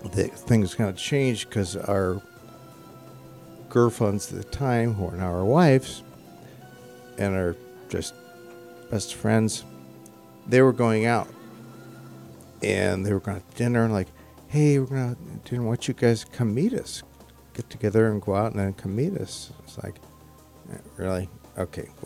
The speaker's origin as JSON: {"language": "English", "town": "Bay Village", "region": "Ohio", "country": "United States", "said": "I was from Bay Village"}